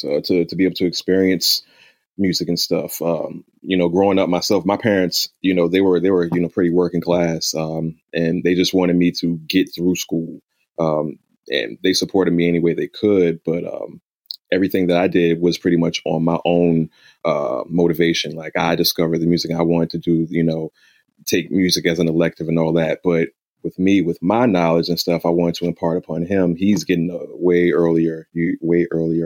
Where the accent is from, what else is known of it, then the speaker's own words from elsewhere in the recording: Richmond, Virginia, United States; also born or lived in Chesterfield, Virginia; I grew up between Chesterfield and Richmond.